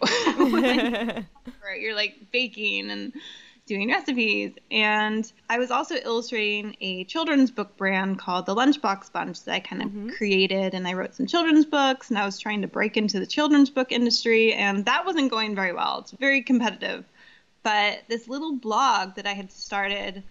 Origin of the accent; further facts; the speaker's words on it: Santa Cruz, California, United States; moved away as an adult; also born or lived in New York City; now in Los Angeles, United States; I grew up in Santa Cruz, which is, you know, very farmer's markety